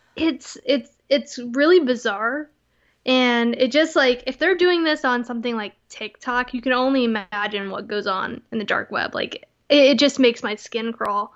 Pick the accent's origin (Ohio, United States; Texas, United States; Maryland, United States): Texas, United States; moved away; Texas always has a special place in my heart. I'm always a Texan